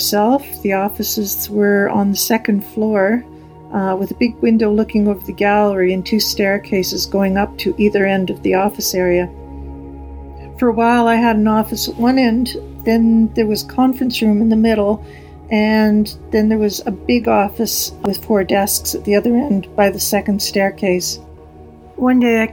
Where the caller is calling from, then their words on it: Vancouver, British Columbia, Canada; also born or lived in Montreal; I'm calling from Vancouver, Canada.